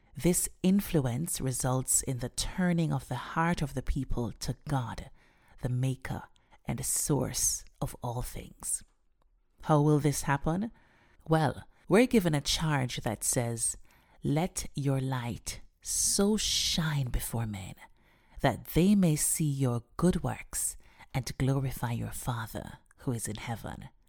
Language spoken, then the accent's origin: English; Jamaica; Growing up in Jamaica